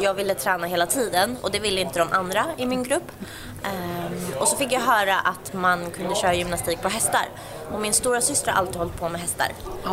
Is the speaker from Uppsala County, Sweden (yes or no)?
yes; outside Uppsala, Uppsala County, Sweden; jag är uppväxt utanför Uppsala.